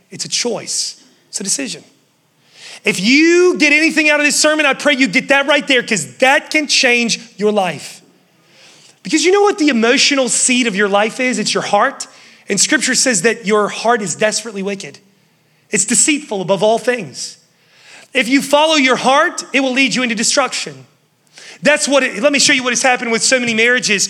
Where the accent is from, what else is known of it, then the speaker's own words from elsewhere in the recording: West Virginia, United States; now in Charlotte, United States; I was from West Virginia. Growing up, my dad was like, hey, you're gonna mow all the neighbor's yards.